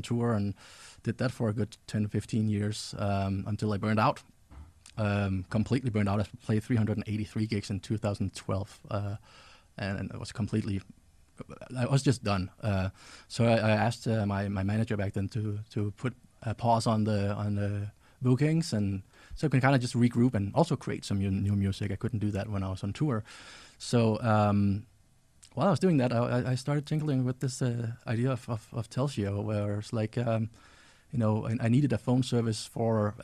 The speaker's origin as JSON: {"language": "English", "country": "Denmark", "tie": "born or raised there", "said": "I grew up in Denmark, so I traveled around in Denmark and talked to other kids."}